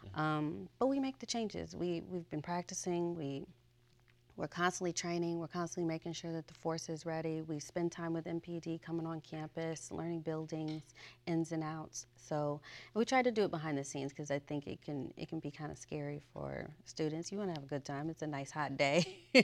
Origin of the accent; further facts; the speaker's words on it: Chicago, Illinois, United States; moved away as an adult; I'm from Chicago, Illinois, and I went to Mother Macaulay High School